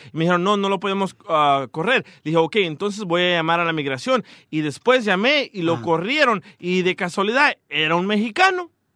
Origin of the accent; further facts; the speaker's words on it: Atiquizaya, Ahuachapán, El Salvador; soy de Atiquizaya